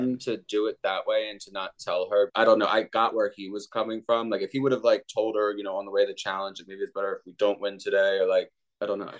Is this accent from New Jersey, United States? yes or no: yes; New Jersey, United States; I'm from New Jersey. I, you know, I come from a very old school Catholic